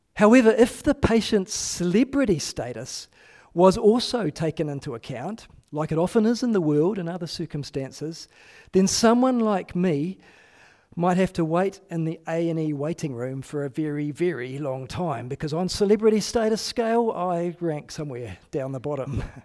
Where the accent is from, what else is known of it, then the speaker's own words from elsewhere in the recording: New Zealand; I am a New Zealander